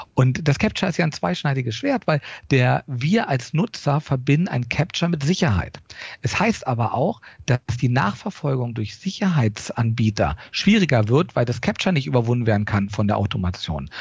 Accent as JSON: {"language": "German", "country": "Germany", "accent": "German", "moved": "as an adult", "lives_now": "United States", "said": "unseren deutschen Akzent."}